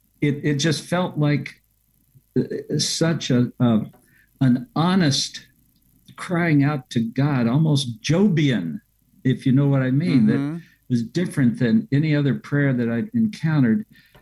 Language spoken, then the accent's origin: English; Lexington, Kentucky, United States; being from Kentucky, my hometown in Lexington